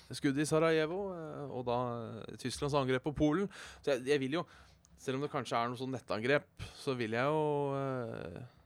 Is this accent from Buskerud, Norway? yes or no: yes; Hønefoss, Buskerud, Norway; å være fra Hønefoss